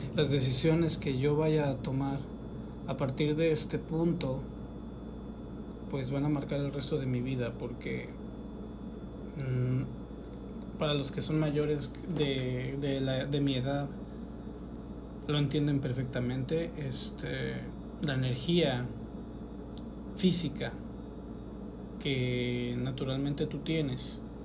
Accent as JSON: {"language": "Spanish", "country": "Mexico", "lives_now": "Oaxaca, Mexico", "said": "aquí en, en mi país y decidí mudarme. Mudarme a Oaxaca"}